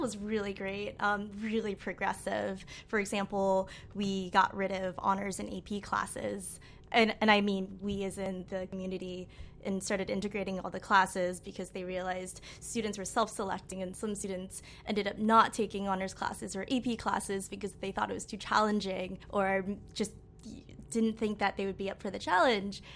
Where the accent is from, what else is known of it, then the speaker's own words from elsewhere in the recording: Amherst, Massachusetts, United States; now in New York, United States; I grew up in Amherst, Massachusetts, which is a really small liberal town in Western Mass